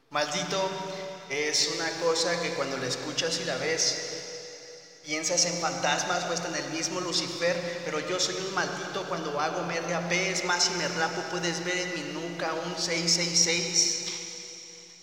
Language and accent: Spanish; Morelia, Michoacán, Mexico; Yo empecé en Morelia, yo soy de Morelia